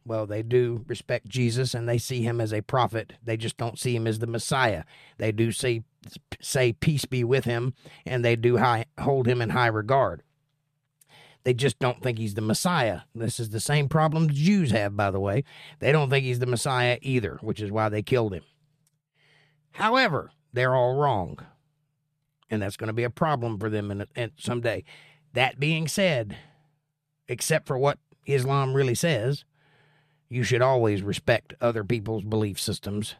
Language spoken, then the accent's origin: English; United States; I'm an American